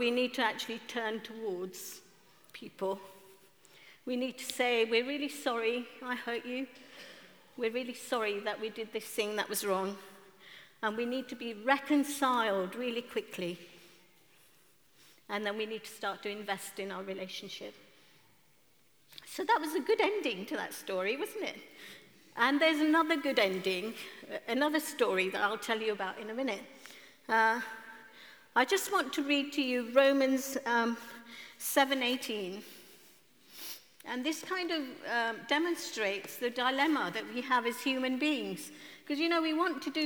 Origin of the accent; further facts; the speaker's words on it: Kenya; now in London, United Kingdom; at the age of 10 in Kenya, I'm from East Africa, Kenya